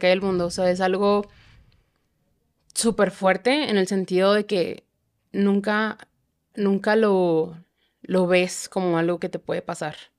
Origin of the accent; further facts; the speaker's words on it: Chihuahua, Mexico; now in Mexico City, Mexico; yo soy de Chihuahua